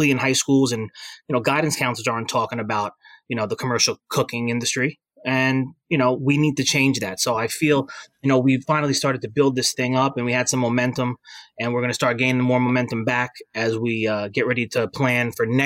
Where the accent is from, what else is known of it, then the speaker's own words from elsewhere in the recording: Bayonne, New Jersey, United States; locally here in Bayonne is my hometown. It's where I went to that high school